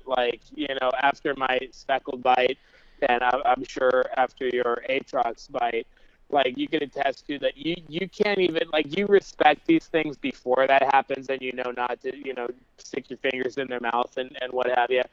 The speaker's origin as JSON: {"language": "English", "region": "Southwest", "country": "United States", "tie": "born or raised there", "said": "growing up in the Southwest"}